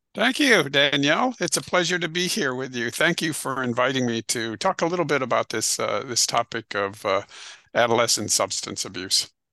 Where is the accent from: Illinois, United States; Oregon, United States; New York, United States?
Illinois, United States; Rockford; I grew up in northern Illinois, a town called Rockford, Illinois